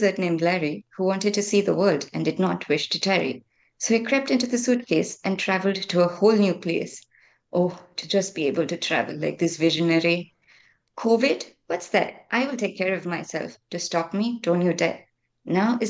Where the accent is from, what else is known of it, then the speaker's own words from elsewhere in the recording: Chennai, Tamil Nadu, India; I'm from Chennai